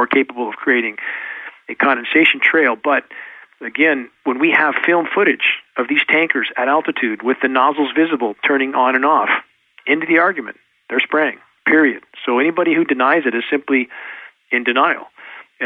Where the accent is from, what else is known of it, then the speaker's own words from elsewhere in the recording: Southern California, United States; now in Pacific Northwest, United States; growing up in Southern California, gagging on smog